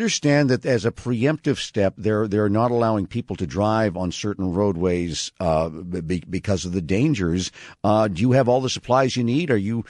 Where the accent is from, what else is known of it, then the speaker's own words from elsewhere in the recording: Canada; I'm Canadian, so you don't have to tell me.